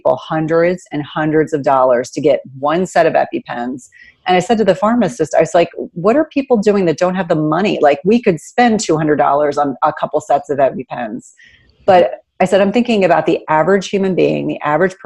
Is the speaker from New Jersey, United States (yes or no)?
yes; New Jersey, United States; I grew up in New Jersey.